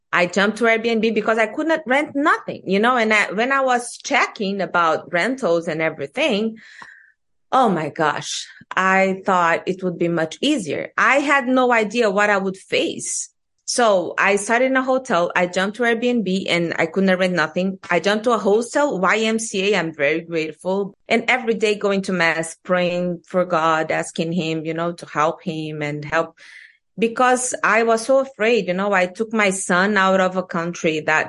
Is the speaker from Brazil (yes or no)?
yes; Brazil; English is a second language; moved away as an adult; now in New York, United States; I'm from Brazil. I'm 39 years old with an 18 years old boy. I'm living in America 3 years